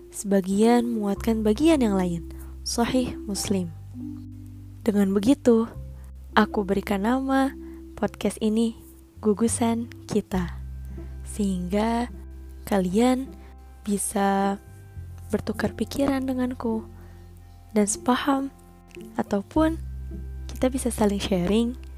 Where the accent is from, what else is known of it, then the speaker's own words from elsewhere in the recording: Cimahi, West Java, Indonesia; born there; Kemudian aku dilahirkan di Cimahi nih, Jawa Barat